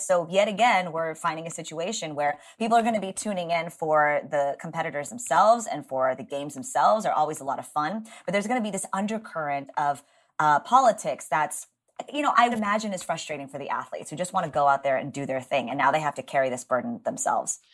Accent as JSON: {"language": "English", "region": "Texas", "country": "United States", "tie": "born or raised there", "said": "my home state"}